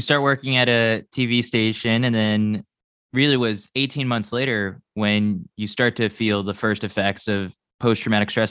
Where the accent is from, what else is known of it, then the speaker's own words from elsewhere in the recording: New York, United States; as a New Yorker